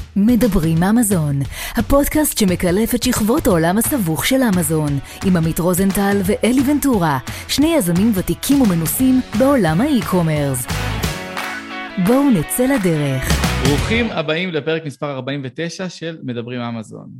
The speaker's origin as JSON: {"language": "Hebrew", "town": "Petah Tikva", "region": "Central District", "country": "Israel", "tie": "born or raised there", "said": "גדלתי בפתח תקווה"}